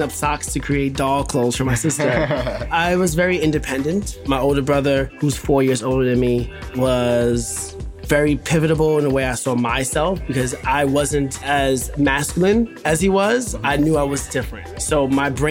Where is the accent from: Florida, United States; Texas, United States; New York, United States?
New York, United States; New York City; I am from the South Bronx, born and raised, third generation.